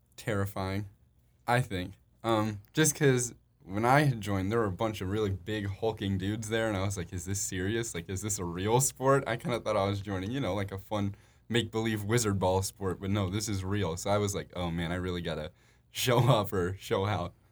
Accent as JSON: {"language": "English", "town": "Chicago", "region": "Illinois", "country": "United States", "tie": "born or raised there", "said": "We're both from Chicago"}